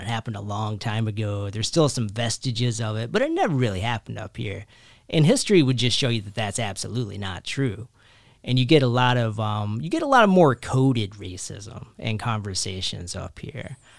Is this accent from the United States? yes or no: yes; Kentucky, United States; born or raised there; also born or lived in Philadelphia, United States; now in New Jersey, United States